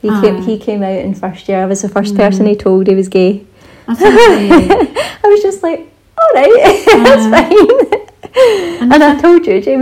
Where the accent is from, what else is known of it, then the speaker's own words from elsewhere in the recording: Scotland, United Kingdom; accent: Scottish; Hopefully I'll have my Scottish accent back very soon.